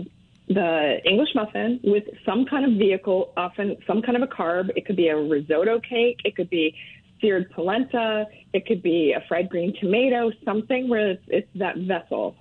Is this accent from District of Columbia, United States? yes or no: yes; Washington, District of Columbia, United States; moved away as an adult; also born or lived in Maryland; now in Maine, United States; I was born in Washington, D.C.